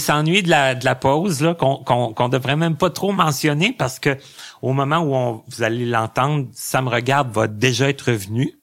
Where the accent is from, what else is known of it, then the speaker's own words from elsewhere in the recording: Lassar, Quebec, Canada; je viens de Lassar